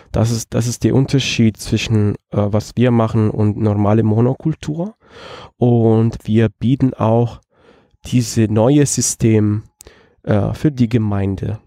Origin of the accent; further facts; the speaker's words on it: Rome, Lazio, Italy; German is a second language; moved away as an adult; now in Halle, Germany; Ich komme aus Rom